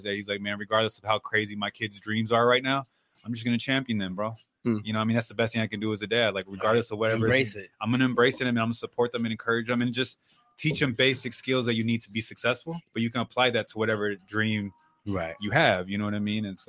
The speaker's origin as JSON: {"language": "English", "town": "Oceanside", "region": "California", "country": "United States", "tie": "born or raised there", "said": "growing up in Oceanside"}